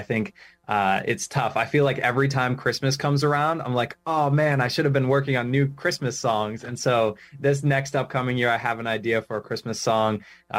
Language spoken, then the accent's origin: English; Rhode Island, United States; born or raised there